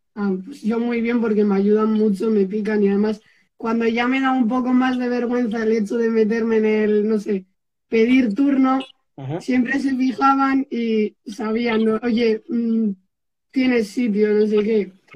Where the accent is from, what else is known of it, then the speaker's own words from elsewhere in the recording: Erandio, Basque Country, Spain; Yo soy de Erandio, que es un pueblo que está un poquito antes de Bilbao.